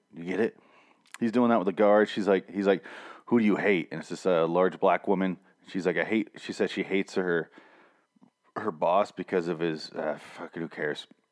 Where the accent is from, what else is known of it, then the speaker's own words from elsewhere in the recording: Michigan, United States; I'm from Michigan